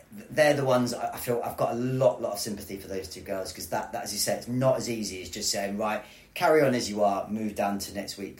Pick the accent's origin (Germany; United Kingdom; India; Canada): United Kingdom; England; as an Englishman